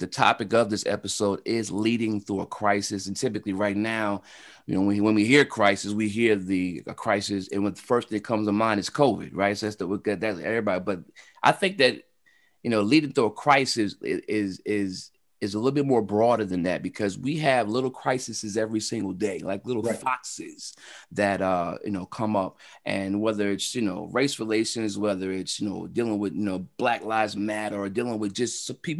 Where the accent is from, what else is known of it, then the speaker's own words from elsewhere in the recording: Wilmington, Delaware, United States; born and raised in Wilmington, Delaware